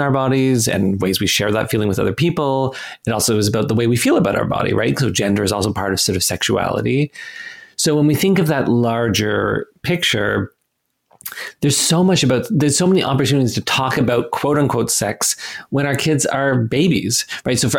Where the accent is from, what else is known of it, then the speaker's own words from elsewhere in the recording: Canada; I'm Canadian